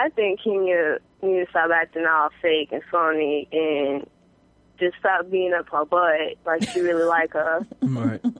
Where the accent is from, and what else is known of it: New York, United States